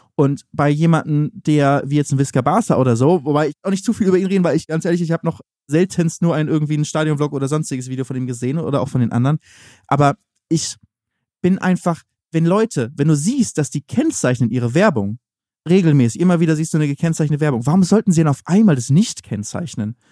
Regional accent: Northern Germany, Germany; Kommen wir auch aus Norddeutschland

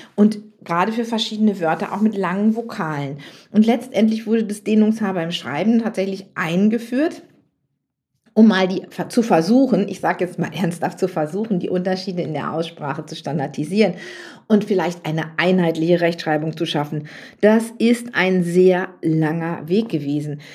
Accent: near Münster, North Rhine-Westphalia, Germany; ich komme ja so aus Westfalen, vom Plattenland, wie man so schön sagt, nicht so ganz weit von Münster weg.

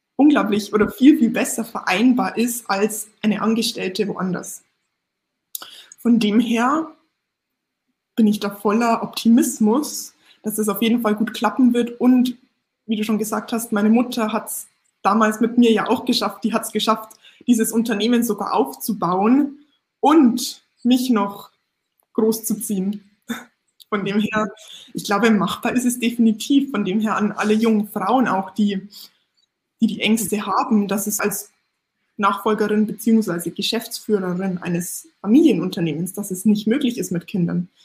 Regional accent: Lower Bavaria, Germany; Ich bin ja, wie gesagt, damit aufgewachsen in Niederbayern

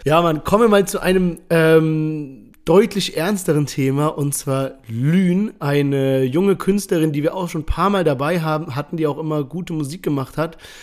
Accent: Heidelberg, Baden-Württemberg, Germany; wir kommen beide aus Heidelberg.

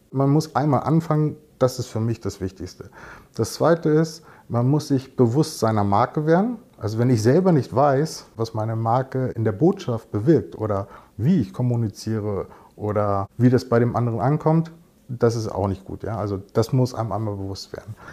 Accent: United States; Und erst recht nicht in Englisch eigentlich bin ich ja Amerikaner.

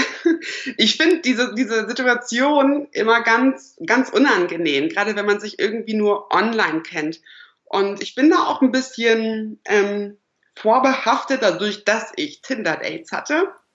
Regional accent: Lüneburg, Lower Saxony, Germany; moved away as an adult; now in Berlin, Germany; ich komme ursprünglich aus Niedersachsen, Lüneburg, Uelzen, die Ecke

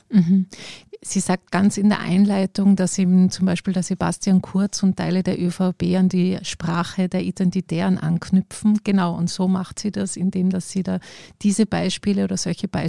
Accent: Tyrol, Austria; Also ich bin in Tirol aufgewachsen und das war immer so ein Hintergrundrauschen.

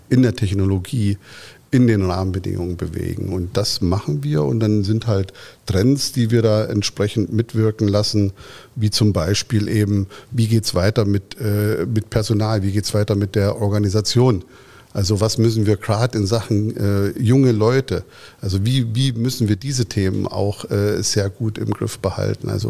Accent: Dortmund, North Rhine-Westphalia, Germany; All das erwarte ich in der Weiterentwicklung auch von meiner Heimatstadt Dortmund.

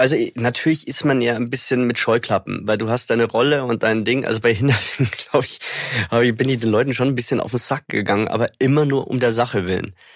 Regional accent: Germany; ich bin Deutscher

